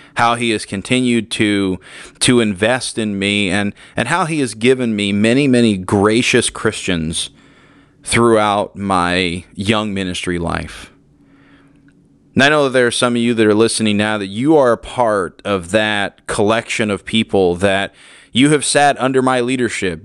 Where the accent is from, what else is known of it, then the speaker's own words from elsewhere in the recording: Woodland, California, United States; I grew up in Woodland, California